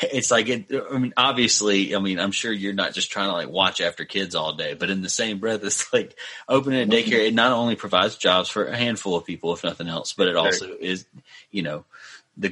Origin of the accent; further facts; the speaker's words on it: Mississippi, United States; my hometown is like in a bad spot as of lately